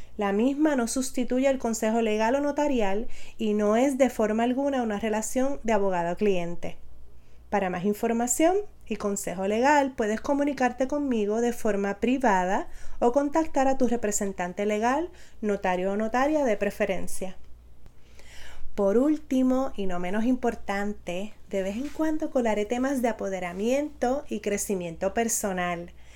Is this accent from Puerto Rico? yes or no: yes; Aibonito, Puerto Rico; also born or lived in San Juan, Puerto Rico / Barranquitas, Puerto Rico; Soy nacida en San Juan Puerto Rico, pero considero mi familia y mi lugar de crianza el hermoso pueblo de Aybonito